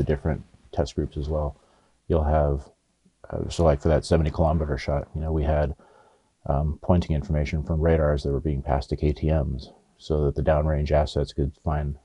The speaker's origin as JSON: {"language": "English", "region": "Oregon", "country": "United States", "tie": "born or raised there", "also_born_or_lived": "Los Angeles, California", "moved": "yes", "lives_now": "Yuma, United States", "said": "I grew up in Oregon and went to college"}